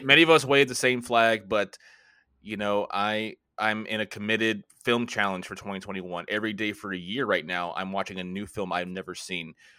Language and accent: English; Florida, United States; also born or lived in Washington, D.C. area; now in near Washington, D.C., United States; I'm, uh, originally from Florida. I currently live right outside of Washington, D C